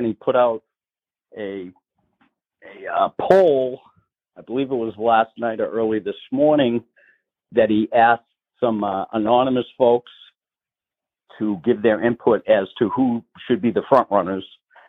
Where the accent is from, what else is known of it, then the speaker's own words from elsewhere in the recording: Salem, New Hampshire, United States; Senator Chuck Morse, who also happens to be from my hometown of Salem, came in first.